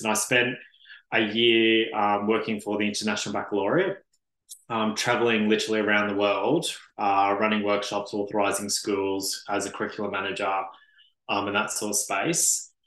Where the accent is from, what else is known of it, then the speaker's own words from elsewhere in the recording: Brisbane, Queensland, Australia; now in Melbourne, Australia; originally a Brisbane boy